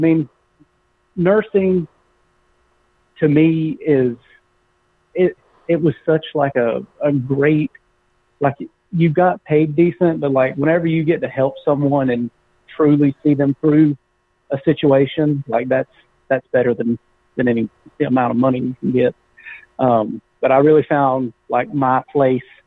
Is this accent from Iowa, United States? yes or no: no; Winter Garden, Florida, United States; moved away as an adult; also born or lived in Clermont, Florida / South Georgia; I grew up in Central Florida, in a small town called Winter Garden, just outside of Orlando. And then in high school, we moved to Claremont, Florida